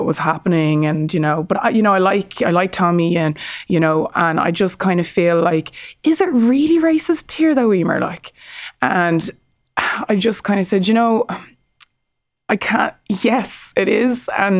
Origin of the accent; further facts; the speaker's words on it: Ireland; We've got people in Canada, Australia, New Zealand, the Great Britain. We're all over the world as Irish people.